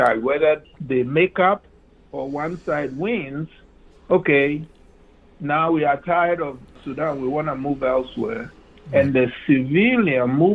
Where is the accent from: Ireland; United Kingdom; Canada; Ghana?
Ghana; moved away as an adult; now in United States; When I was born in Ghana, Ghana was the Gold Coast